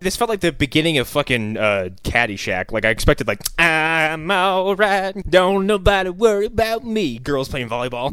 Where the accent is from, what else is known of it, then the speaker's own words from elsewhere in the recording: East Coast, United States; we're all from the East Coast.